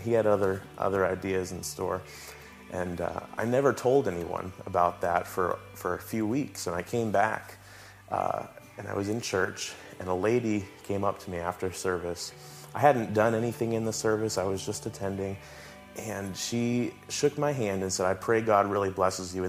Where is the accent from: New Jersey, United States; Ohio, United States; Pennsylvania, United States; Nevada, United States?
Pennsylvania, United States; Pittsburgh; also born or lived in Minneapolis, Minnesota; I grew up here in Pittsburgh, over on the east side near Greensburg